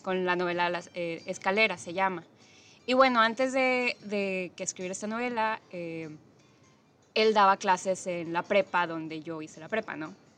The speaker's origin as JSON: {"language": "Spanish", "region": "Nuevo León", "country": "Mexico", "tie": "born or raised there", "said": "yo pues crecí aquí en Nuevo León"}